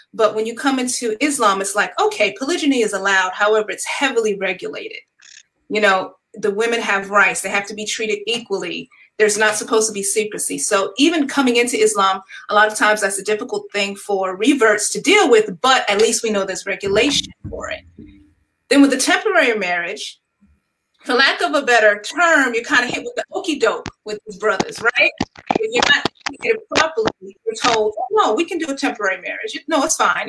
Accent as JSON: {"language": "English", "region": "New York", "country": "United States", "moved": "yes", "lives_now": "North Carolina, United States", "said": "am from New York originally, but have relocated to the North Carolina area"}